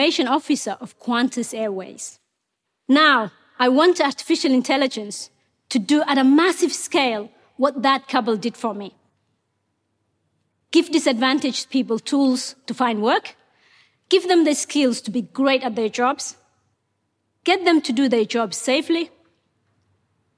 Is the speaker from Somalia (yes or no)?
yes; Mogadishu, Banaadir, Somalia; English is a second language; moved away as an adult; also born or lived in Kenya / Ethiopia; now in Australia; Ethiopia forced us to move to Somalia's capital, Mogadishu. When I was 18, my father realized Somalia was headed for a civil war